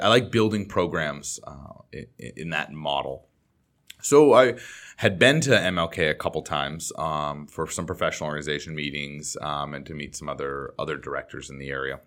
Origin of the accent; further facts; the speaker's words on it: Boston, Massachusetts, United States; now in Los Angeles, United States; I grew up in the Boston area